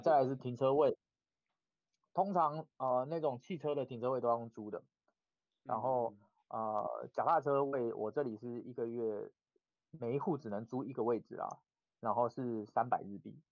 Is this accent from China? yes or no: no; Taiwan; now in Japan; 我们是台湾人